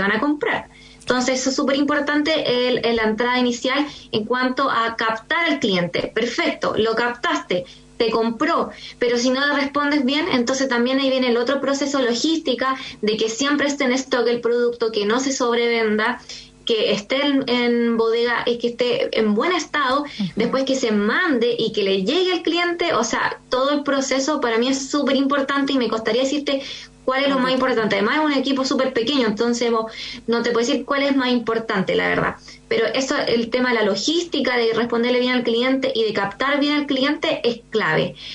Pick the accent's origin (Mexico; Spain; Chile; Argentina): Chile; San Antonio, Valparaíso; moved away; also born or lived in Santiago; nosotros partimos en Santiago y no somos de Santiago, somos de región. Yo soy San Antonio